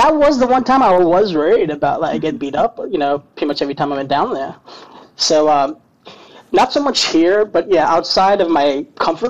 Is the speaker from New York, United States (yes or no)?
no; Louisville, Kentucky, United States; I'm from Louisville, Kentucky